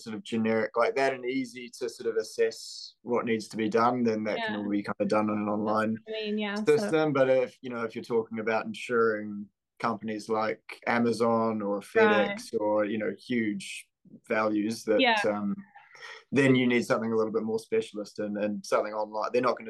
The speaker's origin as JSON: {"language": "English", "country": "New Zealand", "said": "I'm from New Zealand."}